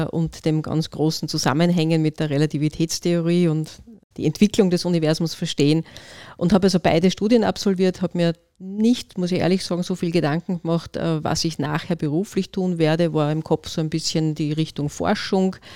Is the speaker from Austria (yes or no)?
yes; Upper Austria, Austria; now in Vienna, Austria; Ich bin Oberösterreicherin, bin nach Wien studieren gegangen an die TU Wien Technische Physik